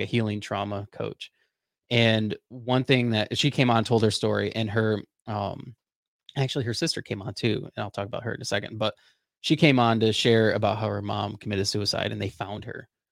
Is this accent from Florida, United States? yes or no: yes; Florida, United States; I grew up in Florida.